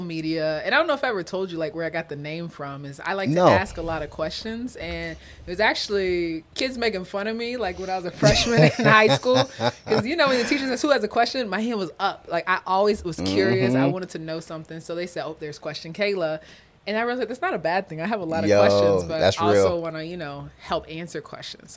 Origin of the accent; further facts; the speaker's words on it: Florida, United States; now in Iowa, United States; I'm from Florida